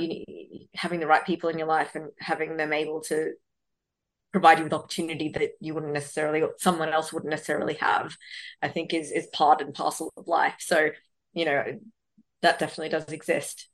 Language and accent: English; Sydney, New South Wales, Australia; also born or lived in Bangalore, India; I grew up in Western Sydney